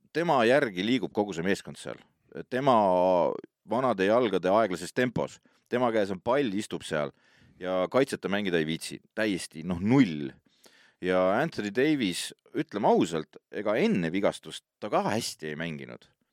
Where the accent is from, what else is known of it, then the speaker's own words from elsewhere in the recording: Estonia; mina olen muidugi eestlane